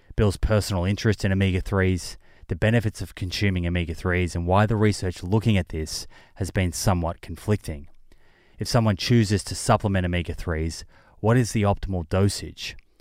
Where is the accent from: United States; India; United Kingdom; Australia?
Australia; I'm from Australia